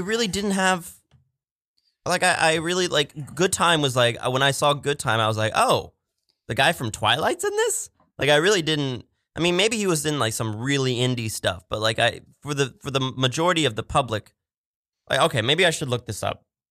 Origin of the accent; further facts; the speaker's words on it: Pittsburgh, Pennsylvania, United States; we're both from Pittsburgh